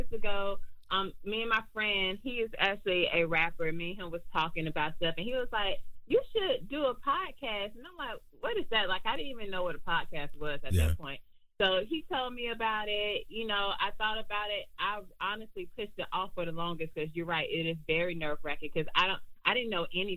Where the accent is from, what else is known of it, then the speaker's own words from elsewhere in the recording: Columbus, Georgia, United States; now in Douglasville, United States; I'm originally from Columbus, Georgia. So it's about an hour and a half away from Atlanta